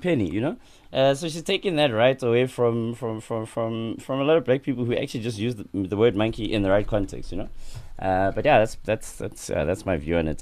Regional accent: Sandton, Gauteng, South Africa; also born or lived in Soweto; I was born in Soweto and I was raised in Sandton

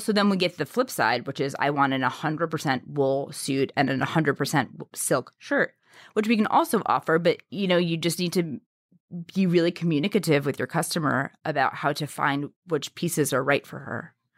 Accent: New York City, New York, United States; I grew up in New York City

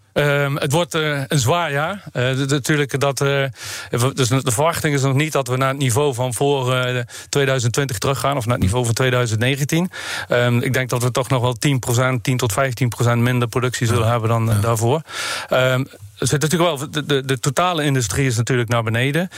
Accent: Netherlands; als Nederlanders zijn we natuurlijk ook entrepreneurs

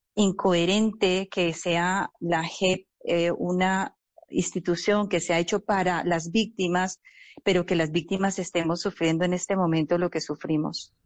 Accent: Colombia; no solamente como familia, sino también como, como colombianos

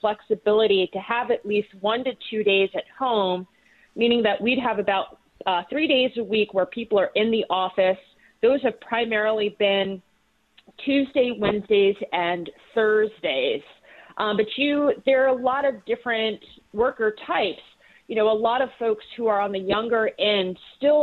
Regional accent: Philadelphia, Pennsylvania, United States; as a Philadelphian

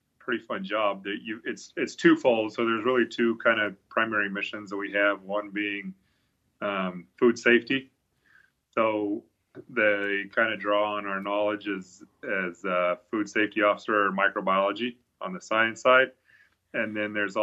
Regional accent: Aberdeen, Idaho, United States; moved away; also born or lived in Blackfoot, Idaho / Missouri; I was born in Blackfoot, but I grew up in Aberdeen, actually was on the other side of Snake River.

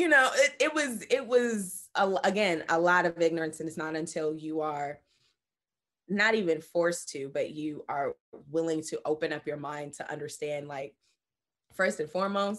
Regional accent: Brooklyn, New York, United States; also born or lived in Bronx, United States; I mean, growing up in Brooklyn and then later in the Bronx, I mean, the 90s and early 2000s was really an ignorant time when I really think about it.

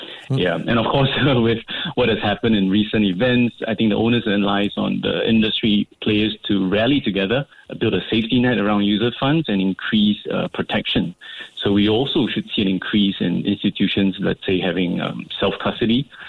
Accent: Singapore; I'm proud as a Singaporean

